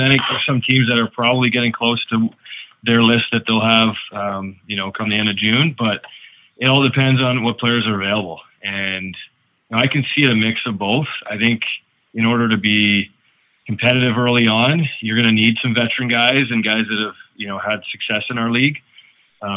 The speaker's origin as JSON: {"language": "English", "town": "Peterborough", "region": "Ontario", "country": "Canada", "also_born_or_lived": "Denver, Colorado", "said": "I'm from Peterborough"}